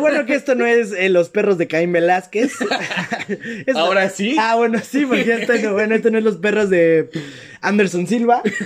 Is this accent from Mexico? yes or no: yes; Mexico; porque somos de México